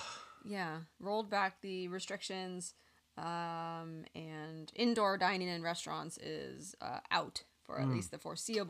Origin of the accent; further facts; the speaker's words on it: California, United States; I love your restaurant and I'm from the Bay Area.